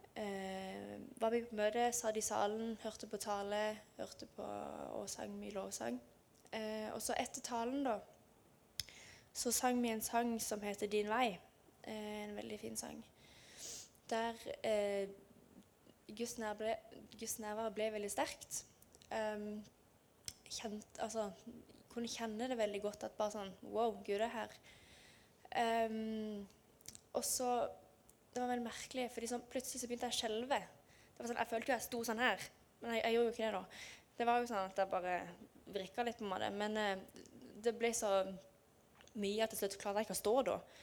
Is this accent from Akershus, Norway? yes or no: no; Lyngdal, Agder, Norway; Jeg kommer fra Lyngdal og bor i Lyngdal